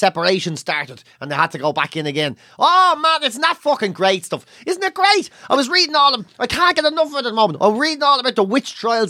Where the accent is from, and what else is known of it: Ireland; born or raised there